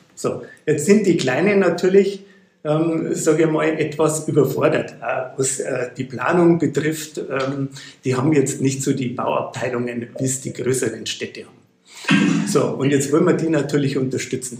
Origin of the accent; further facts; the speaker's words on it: Bäderdreieck, Bavaria, Germany; Ich komme ja aus dem Bäderdreieck, ähm, Bad Birnbach, Bad Griesbach, Bad Füssing